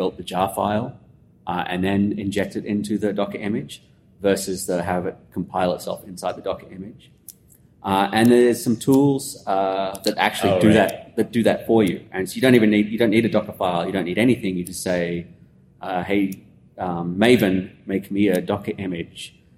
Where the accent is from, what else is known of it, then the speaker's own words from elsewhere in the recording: Australia; accent: Australian; now in Austin, United States; I'm originally from Australia, as you can tell from the accent, but I live in Austin, Texas.